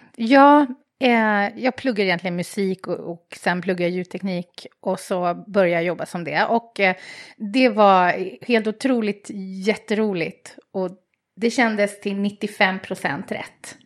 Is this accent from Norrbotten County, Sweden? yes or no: no; Stockholm, Stockholm County, Sweden; I Bromma.